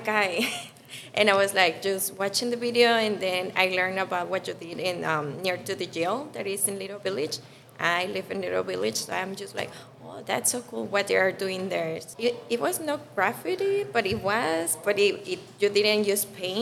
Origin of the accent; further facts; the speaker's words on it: Guanajuato, Mexico; moved away; I'm from Mexico.